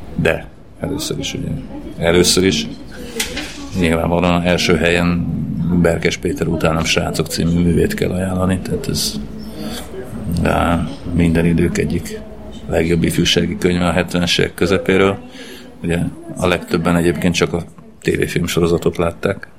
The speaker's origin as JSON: {"language": "Hungarian", "area": "Transcarpathia", "region": "Zakarpattia Oblast", "country": "Ukraine", "tie": "born or raised there", "moved": "yes", "lives_now": "Hungary", "said": "Magyarországra költöztem Kárpátaljáról, és elhagytam úgymond a szülőföldemet"}